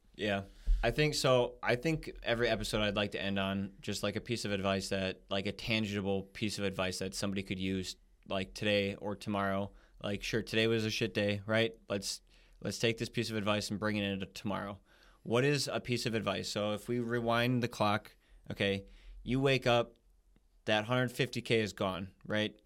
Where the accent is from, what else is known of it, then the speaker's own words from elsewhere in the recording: United States; we're American, you know, that's where we're from